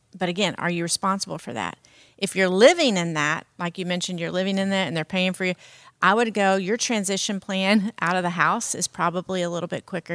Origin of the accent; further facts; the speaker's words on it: the South, United States; I'm from the South, and we have certain cultural, um, things that we eat